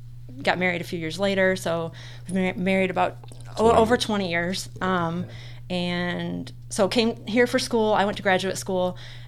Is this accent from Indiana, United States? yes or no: yes; Chicagoland area, northern Indiana, United States; In northern Indiana, like in the Chicagoland area. We're both from the Chicagoland area.